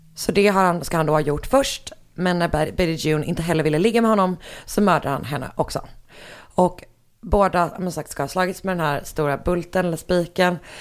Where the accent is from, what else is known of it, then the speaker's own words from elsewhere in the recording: Gothenburg, Västra Götaland, Sweden; jag är från Göteborg.